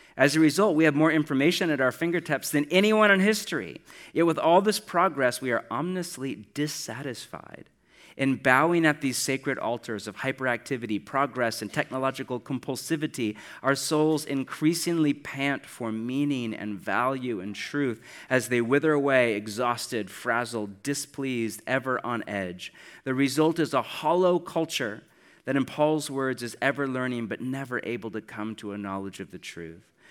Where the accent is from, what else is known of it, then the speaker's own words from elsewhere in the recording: United States; I'm from America